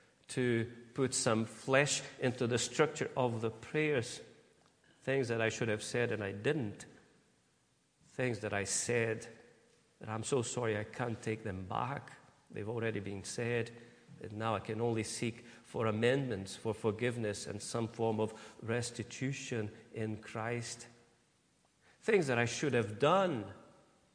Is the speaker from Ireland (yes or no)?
no; Brazil; moved away as an adult; now in United Kingdom; I could say that I'm Brazilian, but I can't say that I'm British.